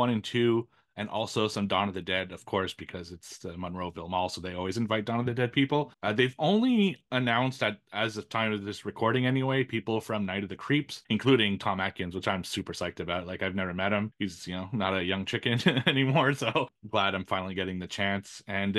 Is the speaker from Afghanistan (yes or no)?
no; Canada; I'm not Canadian in that way.